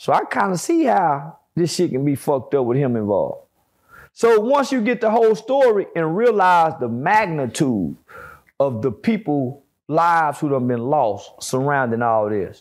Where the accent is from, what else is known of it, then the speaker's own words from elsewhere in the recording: Fort Worth, Texas, United States; I'm from Fort Worth. I do community work in Fort Worth.